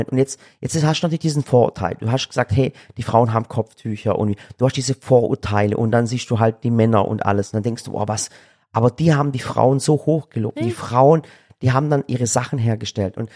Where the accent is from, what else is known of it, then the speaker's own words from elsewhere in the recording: Yozgat, Yozgat Province, Turkey; krass, ihr seid gerade dort, wo ich herkomme. Ich wusste gar nicht, dass es so schön ist.